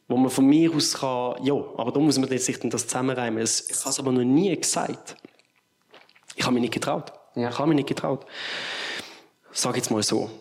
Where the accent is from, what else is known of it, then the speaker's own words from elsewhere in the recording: Bottmingen, Basel-Landschaft, Switzerland; Bottmingen, dort wo ich aufgewachsen bin